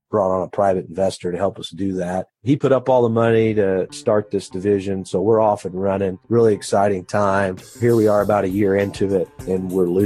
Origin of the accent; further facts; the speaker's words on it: Poseyville, Indiana, United States; I was. I've been here my whole life grown up around the business